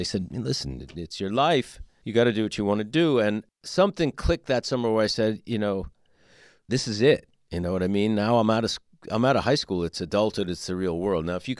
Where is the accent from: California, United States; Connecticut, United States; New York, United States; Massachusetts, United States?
New York, United States; In New York, mm-hmm.